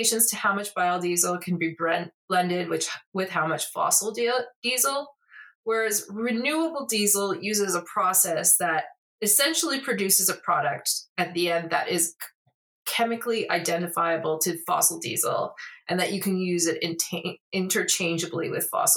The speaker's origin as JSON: {"language": "English", "town": "Saskatoon", "region": "Saskatchewan", "country": "Canada", "tie": "born or raised there", "said": "Saskatoon in my hometown."}